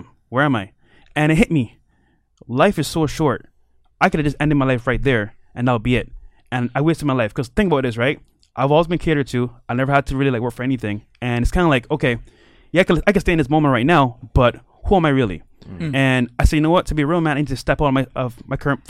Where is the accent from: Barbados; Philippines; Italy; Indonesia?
Barbados; now in Miami, United States; I'm from Barbados, so I'm a small island kid here in Miami.